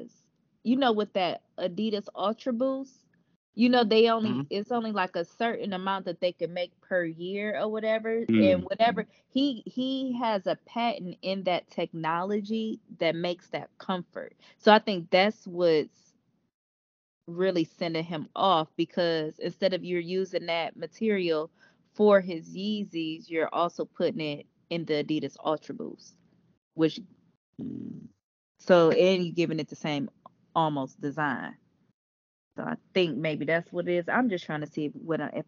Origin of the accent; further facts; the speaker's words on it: Cleveland, Ohio, United States; I'm from Cleveland